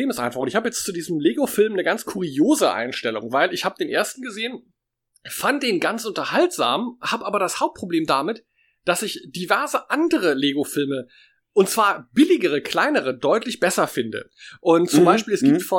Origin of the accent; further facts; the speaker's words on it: Germany; Ähm, wir sind mit der großen ersten Manga-Welle aufgewachsen in Deutschland